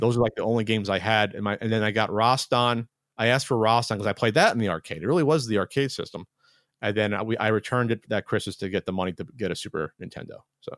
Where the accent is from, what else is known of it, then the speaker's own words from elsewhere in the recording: New Jersey, United States; moved away; We're both from Jersey